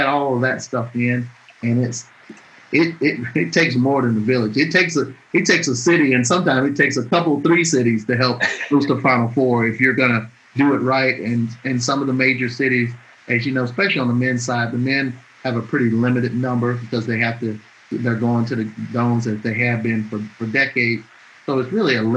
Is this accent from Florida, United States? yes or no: no; Atmore, Alabama, United States; moved away; I'm born and raised in Alabama, I grew up there.